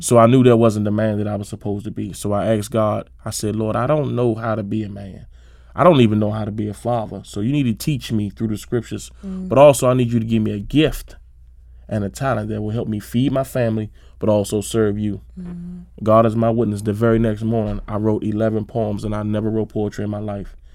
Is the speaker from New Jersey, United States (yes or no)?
no; Suitland, Maryland, United States; I grew up in Suitland, Maryland, um, right off uh, Shady Side Avenue and Suitland Road.